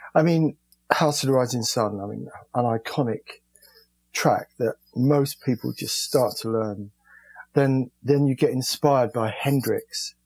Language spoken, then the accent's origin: English; London, United Kingdom; I was born in London in um, a place called East Dulwich